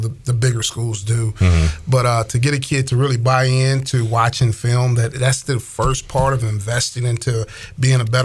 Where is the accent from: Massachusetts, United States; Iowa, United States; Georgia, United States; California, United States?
Georgia, United States; Atlanta; I'm from Atlanta